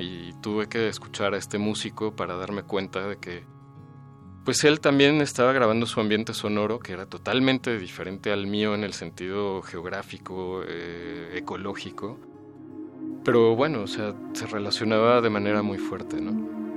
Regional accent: Mexico City, Mexico; ahí en Coyoacán, que fue donde yo nací

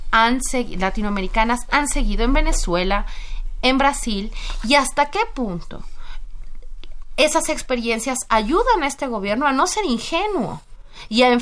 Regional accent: Mexico

